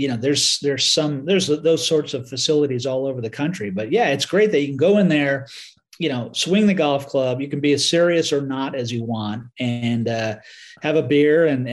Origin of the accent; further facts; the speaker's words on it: Southern Connecticut, United States; I grew up in Connecticut, in Southern Connecticut